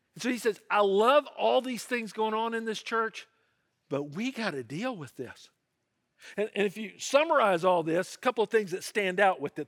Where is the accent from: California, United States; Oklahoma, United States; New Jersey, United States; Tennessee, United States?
Tennessee, United States; Memphis; in my hometown of Memphis, Tennessee